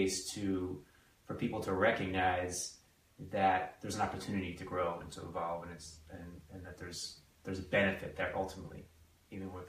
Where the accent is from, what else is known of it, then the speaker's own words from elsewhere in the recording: East Coast, United States; moved away as an adult; also born or lived in Northern California; we're both from the East Coast